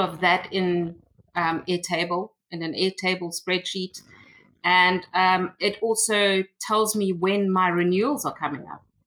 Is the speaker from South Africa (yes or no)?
yes; South Africa; also born or lived in Cape Town; I am from South Africa, and um, I have been I've, I've, was born here and I've been living in South Africa all my life